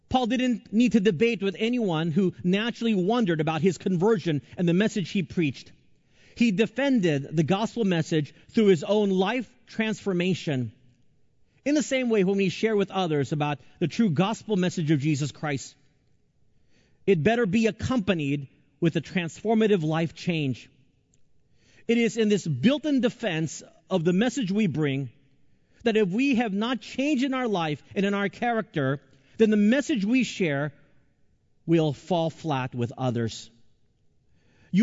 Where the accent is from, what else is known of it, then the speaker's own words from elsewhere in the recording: the South, United States; I grew up in the South